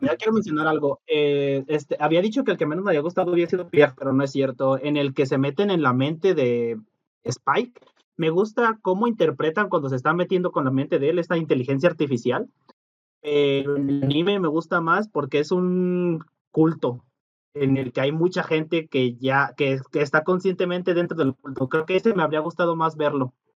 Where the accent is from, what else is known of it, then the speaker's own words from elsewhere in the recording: Mexico; Nosotros como mexicanos